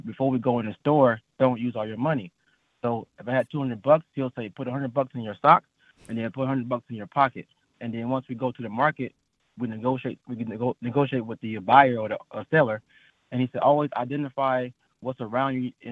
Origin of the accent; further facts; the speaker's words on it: Florida, United States; now in San Jose, United States; haggling was part of my life growing up in Florida